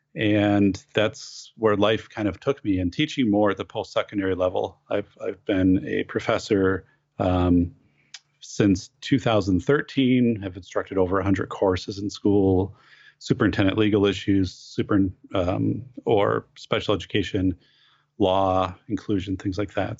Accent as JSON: {"language": "English", "region": "Wisconsin", "country": "United States", "tie": "born or raised there", "said": "in my hometown in 1989, we had a huge fire downtown"}